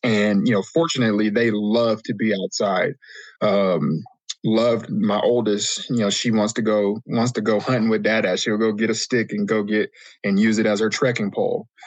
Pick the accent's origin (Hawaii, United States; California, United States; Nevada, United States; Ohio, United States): Nevada, United States; Las Vegas; when I was growing up in Vegas